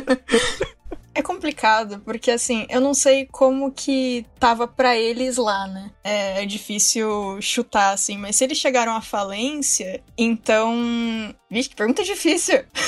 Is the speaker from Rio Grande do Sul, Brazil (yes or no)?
no; Vale do Paraíba, São Paulo, Brazil; Eu venho do Vale do Paraíba também